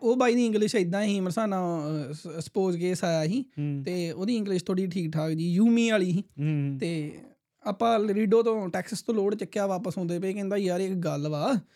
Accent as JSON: {"language": "Punjabi", "town": "Gurdaspur", "region": "Punjab", "country": "India", "said": "ਮੈਂ ਮਾਝੇ ਤੋਂ ਆ ਹਨਾ ਗੁਰਦਾਸਪੁਰ"}